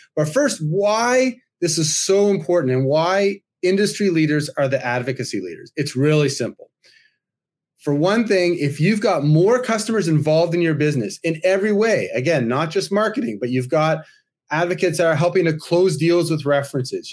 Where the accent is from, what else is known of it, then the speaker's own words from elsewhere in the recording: Toronto, Ontario, Canada; my hometown here in Toronto